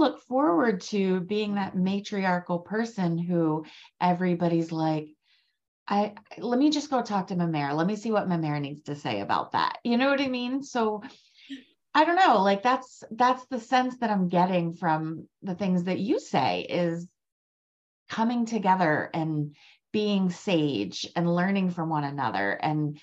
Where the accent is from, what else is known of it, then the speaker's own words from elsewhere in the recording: Maryland, United States; I'm from Maryland